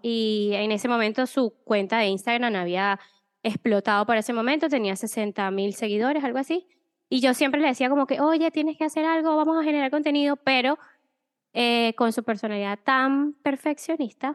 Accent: Maracay, Aragua, Venezuela; moved away as an adult; also born or lived in Spain; Yo soy venezolana, nací en Maracay, y mm, nada, viví toda mi vida allá y a los 10, no, 27 años más o menos, decidí salir de Venezuela

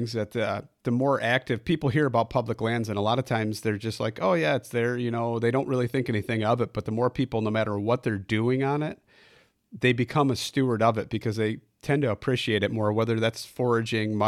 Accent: Illinois, United States; I'm from Illinois

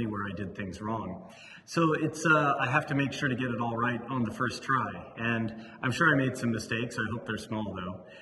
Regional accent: Livermore, California, United States; I grew up in Livermore, California

